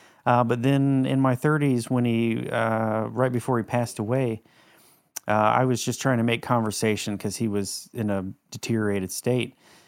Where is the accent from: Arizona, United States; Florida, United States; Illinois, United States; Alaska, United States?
Florida, United States; Panama City; Panama City.